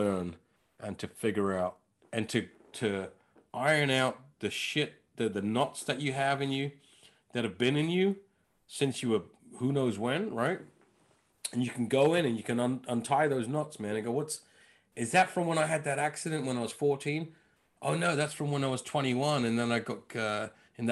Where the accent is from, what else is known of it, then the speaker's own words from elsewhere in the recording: London, United Kingdom; I was from Northwest London.